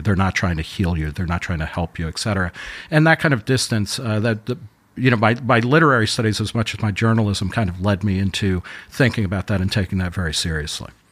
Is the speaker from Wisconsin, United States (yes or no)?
no; Middletown, New Jersey, United States; I grew up in Middletown, New Jersey